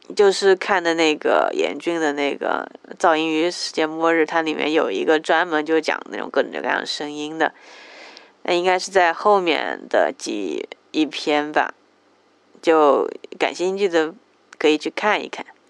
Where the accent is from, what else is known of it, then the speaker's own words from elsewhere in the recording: Jiangsu, China; 我是江苏人，也算是南方人，口味应该很清淡